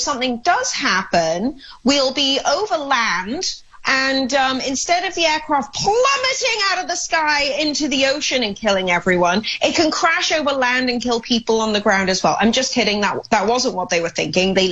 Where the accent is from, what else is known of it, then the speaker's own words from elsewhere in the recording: Wales, United Kingdom; now in United States; I, being a European, being Welsh